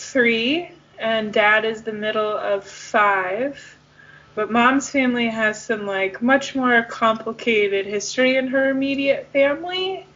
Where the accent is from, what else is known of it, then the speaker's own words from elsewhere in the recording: Southeast Michigan, United States; also born or lived in Nashville; All of mom's family lives in Michigan, which is where we're from Southeast Michigan.